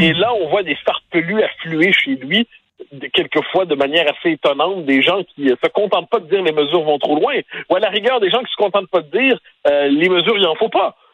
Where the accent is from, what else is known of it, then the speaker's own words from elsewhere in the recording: Quebec, Canada; On est des Québécois